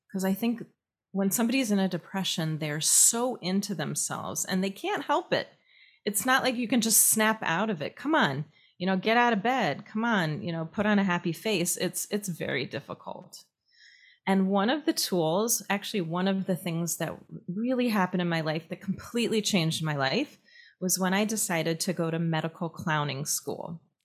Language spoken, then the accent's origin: English; Minneapolis, Minnesota, United States; moved away as an adult; also born or lived in upstate New York / Israel; I grew up in Minneapolis